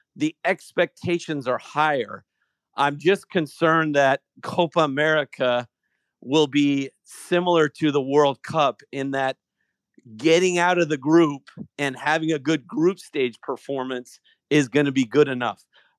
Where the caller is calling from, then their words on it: California, United States; Orange County.